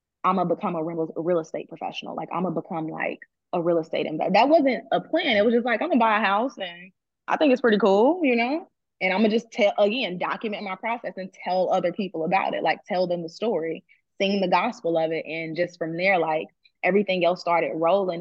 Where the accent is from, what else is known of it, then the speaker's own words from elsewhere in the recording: Chicago, Illinois, United States; now in Atlanta, United States; I'm from Chicago, but it's like, oh, but I'm in Atlanta now